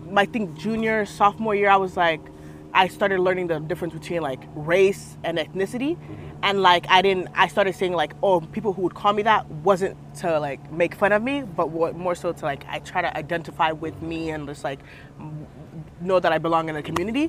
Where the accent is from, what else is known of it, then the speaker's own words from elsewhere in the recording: Sacramento, California, United States; also born or lived in Nigeria; I'm from Sacramento